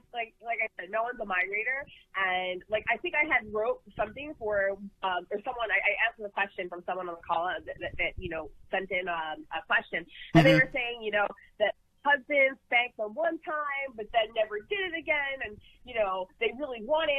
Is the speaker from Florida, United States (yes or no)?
no; Philadelphia, Pennsylvania, United States; I grew up in Philadelphia.